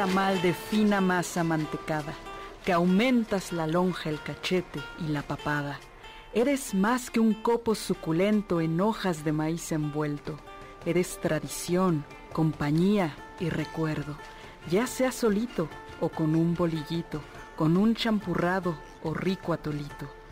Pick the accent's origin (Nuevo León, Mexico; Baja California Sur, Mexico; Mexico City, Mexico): Mexico City, Mexico; no soy una buena chilanga